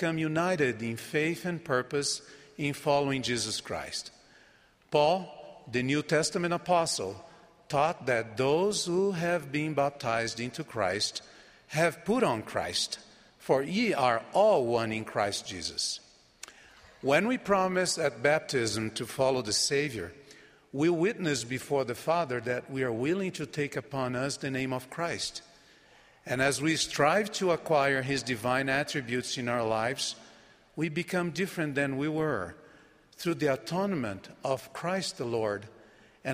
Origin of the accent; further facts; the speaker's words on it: Brazil; first language Portuguese; English is a second language; my native Brazilian Portuguese